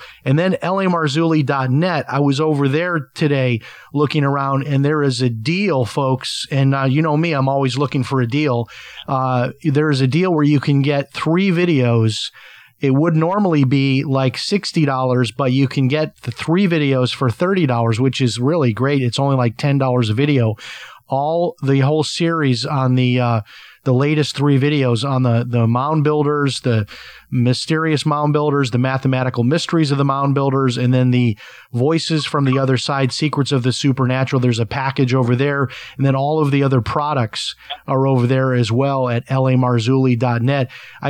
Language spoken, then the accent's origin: English; Chicago, Illinois, United States